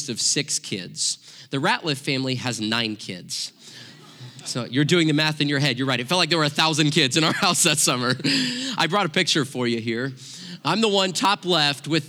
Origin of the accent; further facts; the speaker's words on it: Joplin, Missouri, United States; I grew up in Southwest Missouri, right in the heart of Tornado Alley